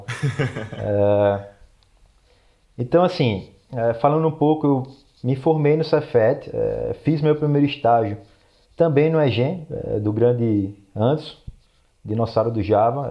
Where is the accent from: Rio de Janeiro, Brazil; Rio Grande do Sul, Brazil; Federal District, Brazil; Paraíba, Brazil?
Paraíba, Brazil; João Pessoa; moved away as an adult; also born or lived in San Diego, United States / Torrance, United States; now in Los Angeles, United States; sou de João Pessoa, na Paraíba. Atualmente eu moro em Los Angeles, na, na Califórnia